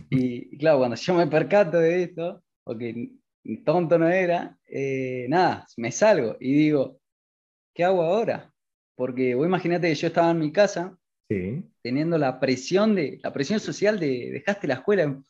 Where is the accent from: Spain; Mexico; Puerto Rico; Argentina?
Argentina; tengo 20 años, soy de Argentina